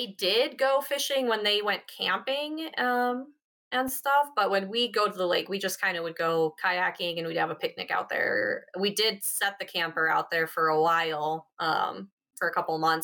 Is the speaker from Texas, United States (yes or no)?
no; South Dakota, United States; moved away as an adult; now in Colorado, United States; I grew up in South Dakota